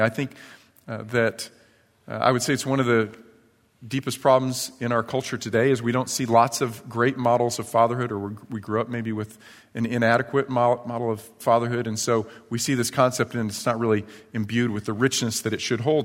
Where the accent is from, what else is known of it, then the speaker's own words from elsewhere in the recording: New York, United States; moved away; when I was a kid, I was probably third or fourth grade growing up in New York